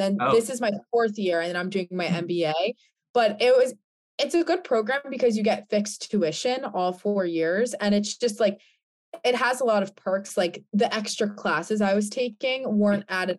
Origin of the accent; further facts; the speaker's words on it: New Jersey, United States; now in Connecticut, United States; I'm from New Jersey, but I currently live in Connecticut.